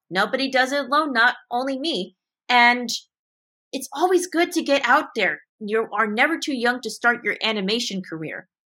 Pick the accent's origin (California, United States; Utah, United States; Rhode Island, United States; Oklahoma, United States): California, United States; Montrose; my hometown in Montrose, California